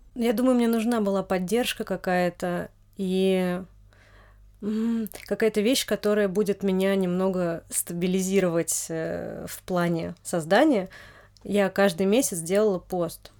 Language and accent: Russian; Noginsk, Moscow Oblast, Russia; я родилась в Нодинске, это московская область